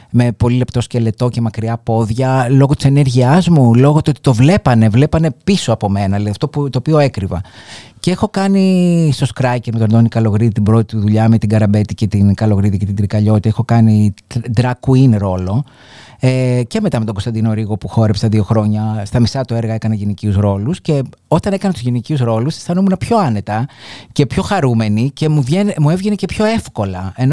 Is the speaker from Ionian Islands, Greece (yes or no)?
yes; Argostoli, Ionian Islands, Greece; Λοιπόν, εγώ ε, μεγάλωσα στο εργοστόλι της Κεφαλονιάς, σε μια πολύ συντηρητική κοινωνία